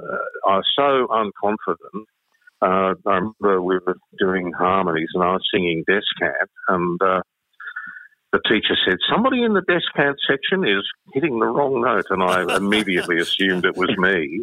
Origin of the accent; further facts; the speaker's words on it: Croydon, Victoria, Australia; I grew up in Croydon